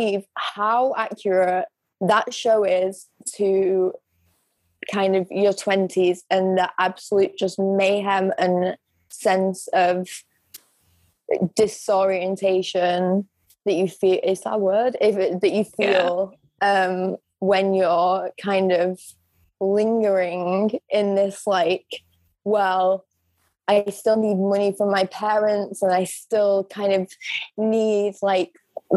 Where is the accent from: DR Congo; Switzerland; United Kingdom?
United Kingdom; England; I'm just a fucking English bitch